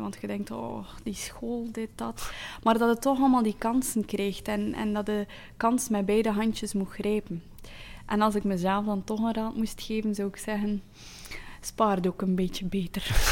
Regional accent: Flanders, Belgium; also born or lived in Zeeland, Netherlands (born); Ik ben een Vlaming, maar met de mond als een Nederlander

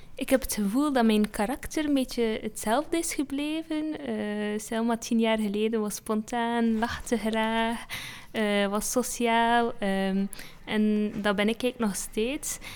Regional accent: Belgium; mijn ouders komen uit Marokko. Eh, dus en ik ben de, eh, dan in België geboren.

